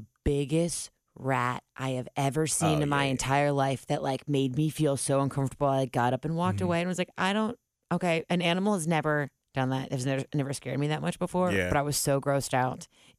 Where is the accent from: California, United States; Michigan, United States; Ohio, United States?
Ohio, United States; Cincinnati; I'm from Cincinnati